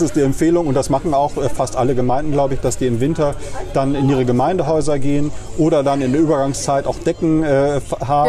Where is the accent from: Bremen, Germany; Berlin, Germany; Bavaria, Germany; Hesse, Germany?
Bremen, Germany; moved away as an adult; also born or lived in Kiel / Marburg; ich komme aus der Neustadt, bin in Huckelriede ah, ja. zur Schule gegangen